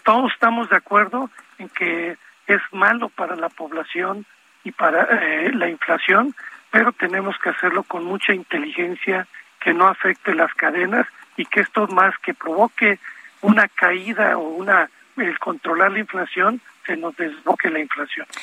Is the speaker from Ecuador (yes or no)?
no; Veracruz, Mexico; now in Mexico City, Mexico; mi tierra, en Veracruz